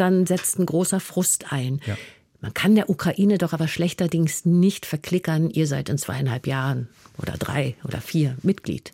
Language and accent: German; Germany; für uns als Deutsche